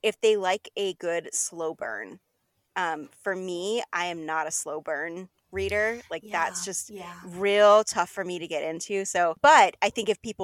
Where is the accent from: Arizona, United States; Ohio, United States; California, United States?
Arizona, United States; southern; now in Seattle, United States; I'm originally from Arizona